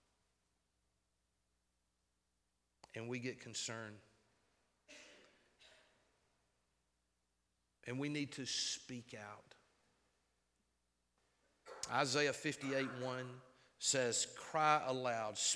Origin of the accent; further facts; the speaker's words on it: United States; We, as American citizens